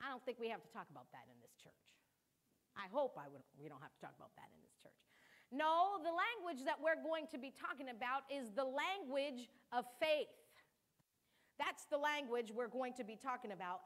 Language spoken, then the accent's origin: English; United States; first language Cape Verdean Creole; English is a second language; I'm what you would call second generation because my parents were born there, but I was born in the United States